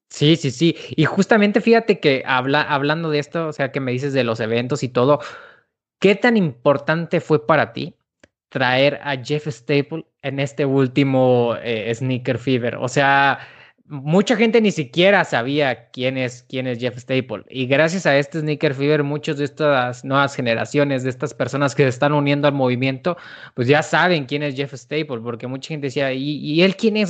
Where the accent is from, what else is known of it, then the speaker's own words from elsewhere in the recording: Celaya, Guanajuato, Mexico; yo no soy de la Ciudad de México, yo soy de, de Celaya, de Celaya, Guanajuato